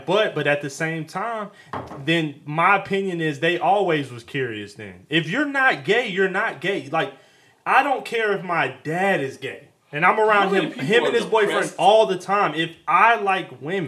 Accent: Atlanta, Georgia, United States; I'm from Atlanta

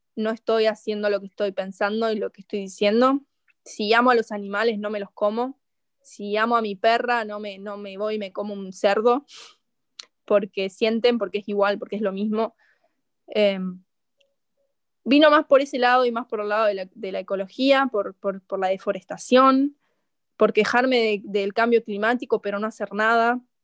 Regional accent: Argentina; siendo argentina

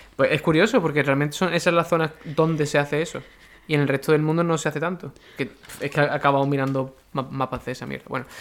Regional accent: Seville, Andalusia, Spain; Importa que sea sevillano, no porque tenga un acento, sino porque yo soy de Sevilla

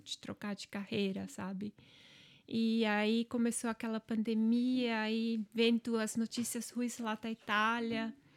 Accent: Angelina, Santa Catarina, Brazil; accent: German accent in Portuguese; first language German dialect; Portuguese is a second language; now in Ireland; Minha origem é alemã e lá onde eu nasci, a comunidade em si, todos eram dessa origem.

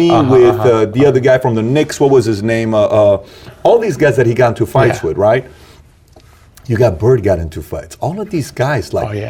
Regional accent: Iran; moved away; I'm from Iran

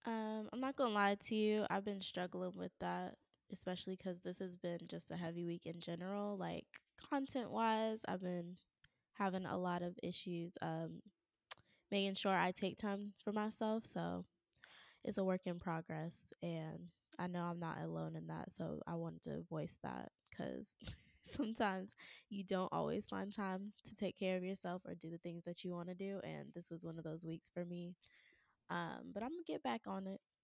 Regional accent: Raleigh, North Carolina, United States; moved away as an adult; also born or lived in Atlanta / California; I had to move back to my hometown, and Raleigh is not a small town

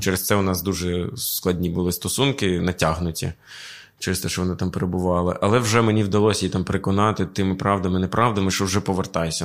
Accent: Sumy Oblast, Ukraine; moved away; я з Сумського краю

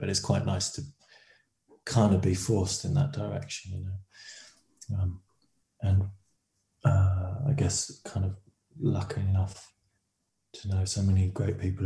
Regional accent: Salisbury, South West England, United Kingdom; moved away as an adult; also born or lived in London / Guildford; now in Brighton, United Kingdom; I grew up in Salisbury, and then after university, lived in London and Guildford, and then moved to Brighton

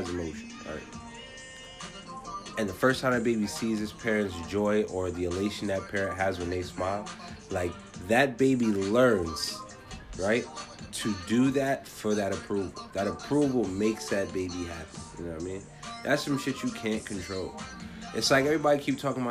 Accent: United States; we are whole Jamaicans who literally grew up in America.

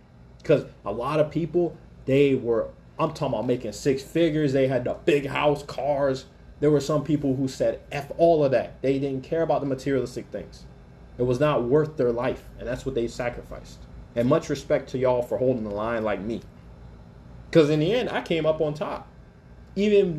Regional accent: Alaska, United States; I grew up in Alaska

